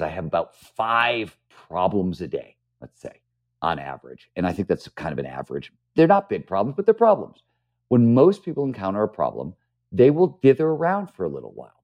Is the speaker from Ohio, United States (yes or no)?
yes; Cleveland, Ohio, United States; moved away; also born or lived in San Francisco; when I was growing up in Cleveland, Ohio, I wanted to be a writer